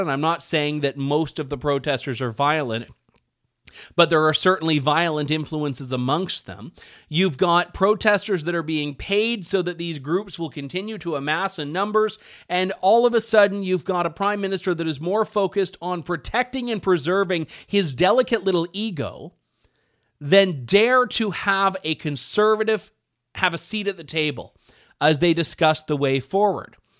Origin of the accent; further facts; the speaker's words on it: Canada; as a Canadian